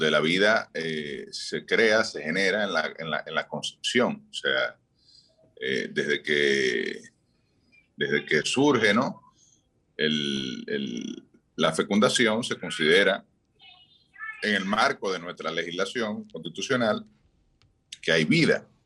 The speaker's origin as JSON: {"language": "Spanish", "region": "Barahona", "country": "Dominican Republic", "said": "pues hoy desde la Perla del Sur de Barahona"}